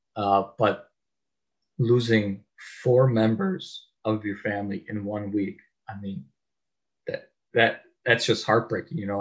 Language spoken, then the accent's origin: English; Chicago, Illinois, United States; I'm from Chicago